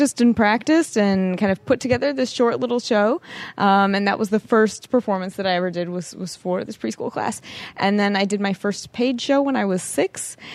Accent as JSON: {"language": "English", "town": "Chicago", "region": "Illinois", "country": "United States", "said": "Yes, I'm from Chicago."}